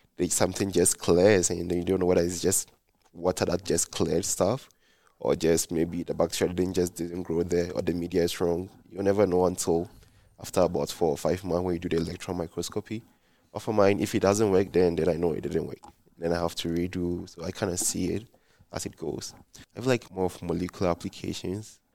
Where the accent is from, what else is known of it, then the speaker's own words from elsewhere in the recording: Ghana; moved away as an adult; now in Provo, United States; I'm from Ghana, West Africa